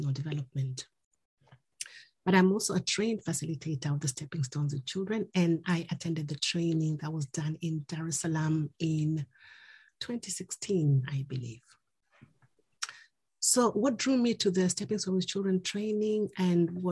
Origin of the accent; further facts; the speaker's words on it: Kenya; now in London, United Kingdom; I am originally from Kenya, but I now live in London.